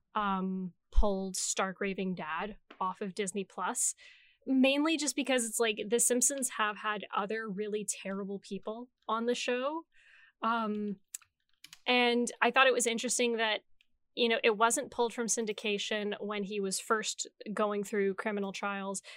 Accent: Canada; we're Canadian

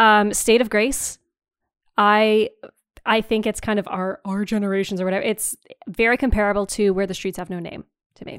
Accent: Timmins, Ontario, Canada; now in rural Southwestern Ontario, Canada; I grew up in Northeastern Ontario in, in Timmins

